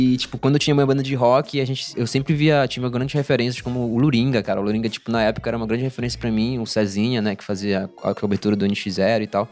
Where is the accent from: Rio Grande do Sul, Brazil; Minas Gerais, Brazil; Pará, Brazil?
Pará, Brazil; Belém; moved away as an adult; now in São Paulo, Brazil; eu sou de Belém